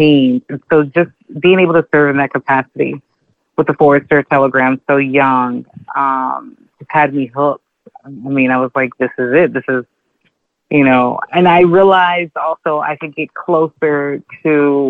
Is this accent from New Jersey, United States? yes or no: no; Texas, United States; moved away as an adult; now in New York City, United States; I'm originally from Texas. I grew up like a child of the media